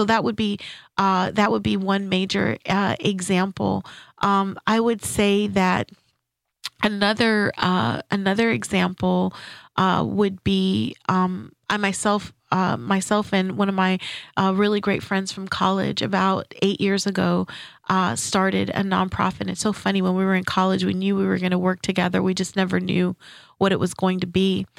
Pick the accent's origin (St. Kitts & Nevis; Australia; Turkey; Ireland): St. Kitts & Nevis; first language French; English is a second language; moved away; also born or lived in Saint-Laurent, Quebec, Canada; when I moved here, I'm originally from St. Kitts, and I lived in Canada in Quebec, and my basic schooling was in Saint-Laurent. And when I moved here as a preteen, I had a hard time fitting in.